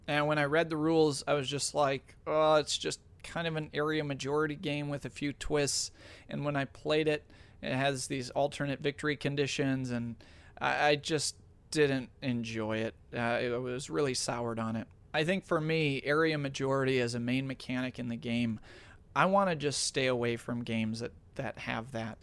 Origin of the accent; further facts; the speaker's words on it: Minnesota, United States; being a Minnesotan myself